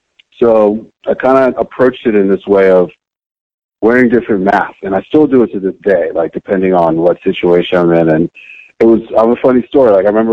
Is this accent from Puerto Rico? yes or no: no; Monrovia, Montserrado, Liberia; also born or lived in New Jersey, United States; now in United States; because I was born in Jersey and then immediately moved to Monrovia, Liberia, where my mother is from, and my father is from Sierra Leone